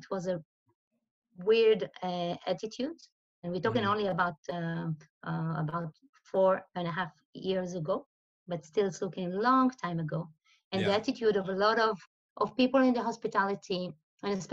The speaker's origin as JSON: {"language": "English", "country": "Israel", "also_born_or_lived": "Tel Aviv", "moved": "as an adult", "lives_now": "Switzerland", "said": "I'm originally from Israel"}